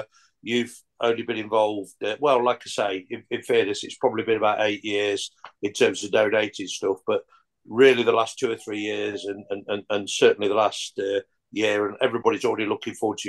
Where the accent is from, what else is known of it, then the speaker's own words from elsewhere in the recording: Carlton, East Midlands, United Kingdom; because I was born in Carlton. I'm a Carlton lad. I went to the Frank Weldon School.